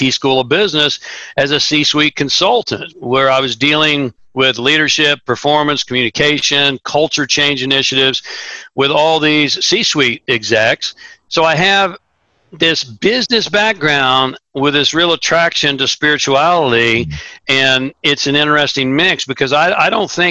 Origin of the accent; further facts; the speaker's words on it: Tulsa, Oklahoma, United States; I grew up in Tulsa, Oklahoma, which is the buckle of the Bible Belt.